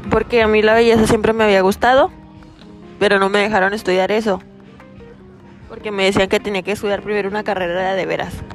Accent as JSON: {"language": "Spanish", "region": "Durango", "country": "Mexico", "tie": "born or raised there", "also_born_or_lived": "Canatlán, Durango", "said": "Nací en Durango, Durango. Me crié en Canatlán, Durango. Y vivo en la actualidad en Durango."}